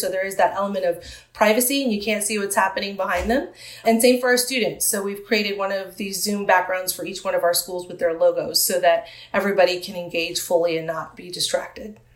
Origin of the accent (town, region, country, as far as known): San Diego, California, United States; born or raised there